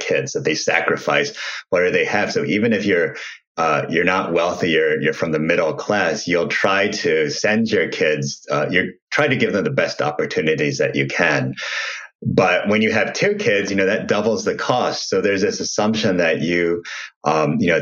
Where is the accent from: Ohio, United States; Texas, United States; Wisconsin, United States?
Ohio, United States; I grew up in Ohio